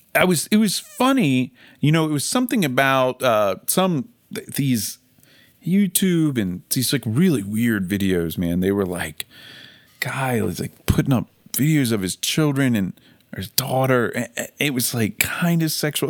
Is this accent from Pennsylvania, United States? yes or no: yes; Philadelphia, Pennsylvania, United States; I'm from Philly